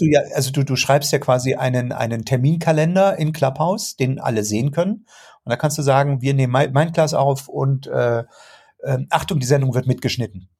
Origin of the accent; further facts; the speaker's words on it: Germany; bei uns in Deutschland